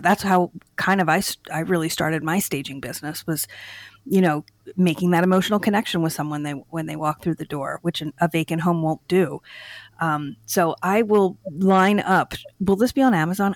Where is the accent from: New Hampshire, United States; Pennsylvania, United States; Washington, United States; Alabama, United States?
Pennsylvania, United States; Downingtown; I grew up in in Chester County in Downingtown